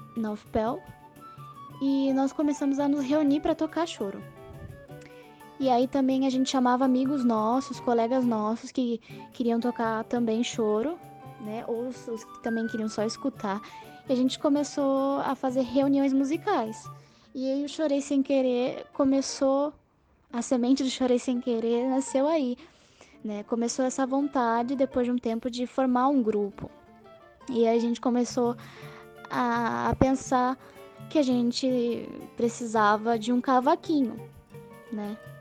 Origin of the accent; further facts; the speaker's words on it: Santos, São Paulo, Brazil; moved away as an adult; also born or lived in Pelotas; Eu sou de Santos, São Paulo